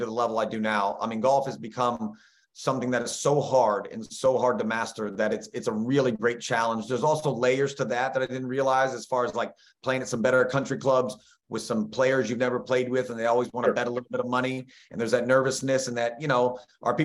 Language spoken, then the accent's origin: English; Brooksville, Florida, United States; my hometown in Brooksville, Florida, small little place where you'd never see me